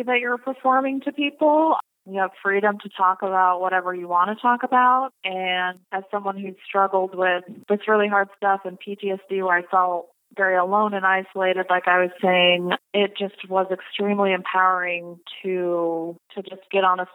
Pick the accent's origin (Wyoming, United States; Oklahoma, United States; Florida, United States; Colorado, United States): Colorado, United States; I'm from Colorado